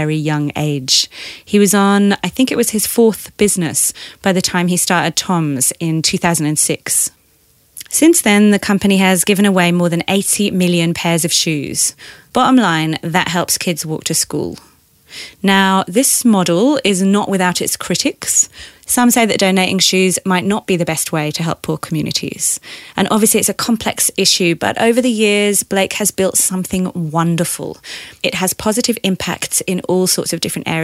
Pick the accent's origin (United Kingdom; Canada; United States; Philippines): United Kingdom; Leeds, Yorkshire and the Humber; now in Australia; I'm from Leeds